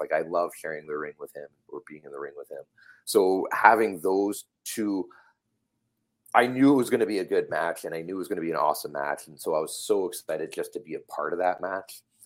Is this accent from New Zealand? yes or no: no; Calgary, Alberta, Canada; now in Vancouver, Canada; I grew up in Calgary